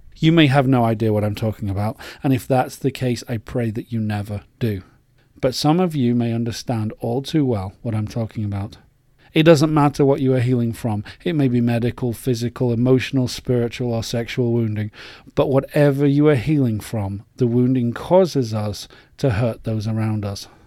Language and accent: English; England, United Kingdom; moved away as an adult; As an Englishman, I was brought up to be polite